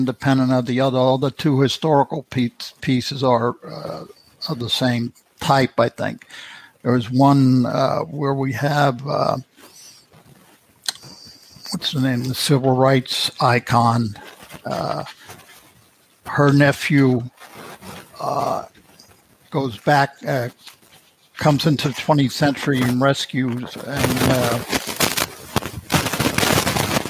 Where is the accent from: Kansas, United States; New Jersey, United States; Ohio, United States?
New Jersey, United States; Elizabeth; moved away; also born or lived in Union, New Jersey / Springfield, New Jersey; I was born and raised in Elizabeth and lived in Union and left New Jersey from Springfield